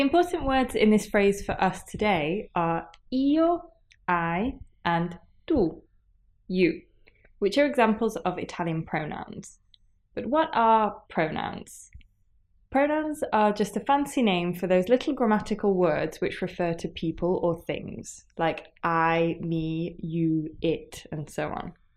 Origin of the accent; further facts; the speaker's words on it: England, United Kingdom; io sono inglese